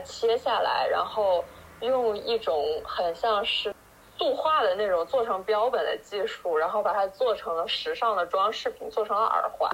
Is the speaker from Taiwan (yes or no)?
no; China; 我们这种从小在国内长大，然后吃杂食